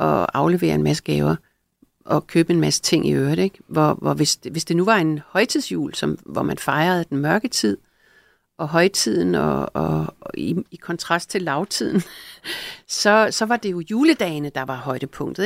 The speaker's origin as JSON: {"language": "Danish", "country": "Greenland", "tie": "born or raised there", "moved": "yes", "lives_now": "Denmark", "said": "jeg er født i Grønland"}